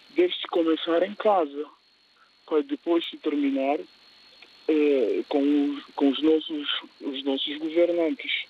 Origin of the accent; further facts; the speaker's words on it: Guinea-Bissau; as experiências da minha terra, nesse caso a Guiné-Bissau